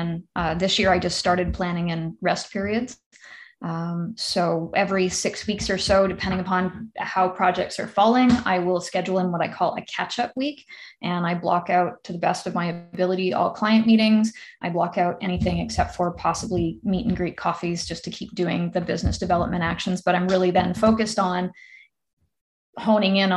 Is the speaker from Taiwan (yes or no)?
no; Ontario, Canada; now in North Vancouver, Canada; I'm also from Ontario